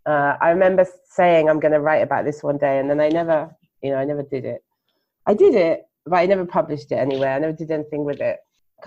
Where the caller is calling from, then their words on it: Gujarat, India; And tonight I'm podcasting from Gujarat in India, but I normally live in London in the UK.